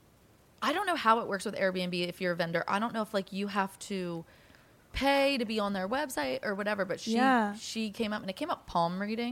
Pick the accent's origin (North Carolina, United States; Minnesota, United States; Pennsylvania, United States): Pennsylvania, United States; we're from Pennsylvania